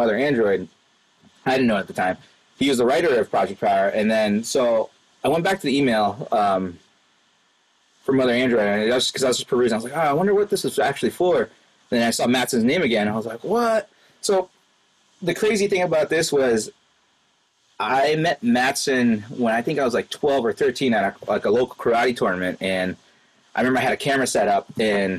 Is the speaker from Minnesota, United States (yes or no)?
no; Worcester, Massachusetts, United States; I actually got to work in Worcester. That's my hometown for the show.